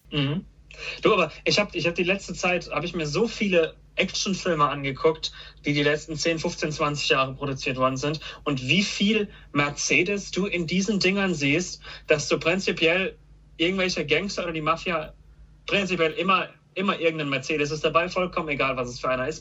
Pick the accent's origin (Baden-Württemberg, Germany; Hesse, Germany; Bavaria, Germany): Baden-Württemberg, Germany; Karlsruhe; Ich bin ja schon mein ganzes Leben hier